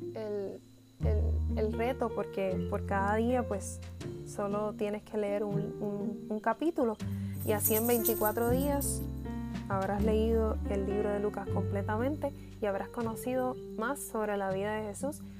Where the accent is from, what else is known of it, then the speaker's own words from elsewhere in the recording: Puerto Rico; Soy puertorriqueña